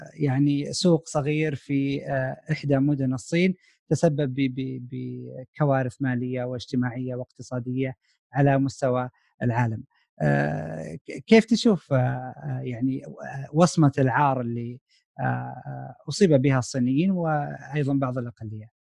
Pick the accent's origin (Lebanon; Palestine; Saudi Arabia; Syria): Saudi Arabia; moved away as an adult; now in United States; احنا كطلاب سعوديين هنا في امريكا